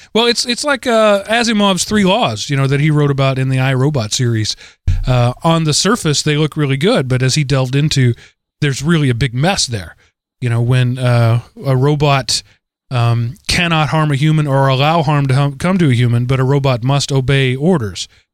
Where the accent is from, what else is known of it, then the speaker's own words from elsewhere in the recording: East Texas, United States; East Texas is that's where I'm from. That is my home